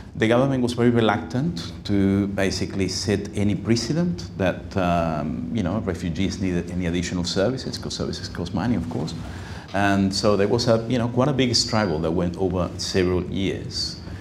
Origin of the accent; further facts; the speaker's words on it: Uruguay; now in Sydney, Australia; I'm myself from Uruguay, I uh, spoke Spanish well.